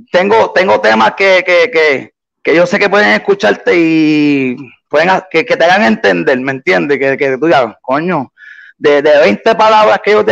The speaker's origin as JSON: {"language": "Spanish", "country": "Puerto Rico", "tie": "born or raised there", "also_born_or_lived": "Boston, United States", "said": "Yo me nací en Puerto Rico y a mis dos años, pues mi mamá decidió mudarse para para Boston. Allá estuve hasta los 11 y después a los 11 me vine para acá, para PR, para, mi isla del encanto"}